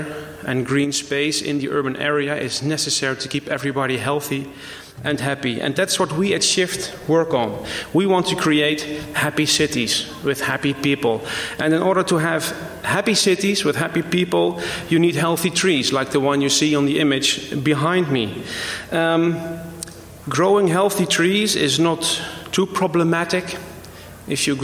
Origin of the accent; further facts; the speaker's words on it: Netherlands; I came here from the Netherlands